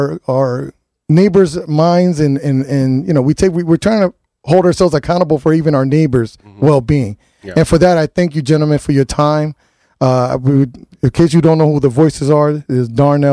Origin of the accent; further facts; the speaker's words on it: New Haven, Connecticut, United States; I'm born and raised in New Haven